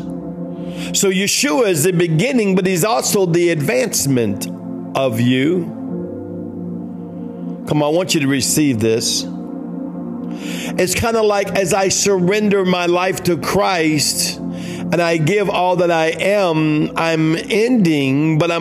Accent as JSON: {"language": "English", "town": "New Orleans", "region": "Louisiana", "country": "United States", "said": "We're from New Orleans. We're Cajuns"}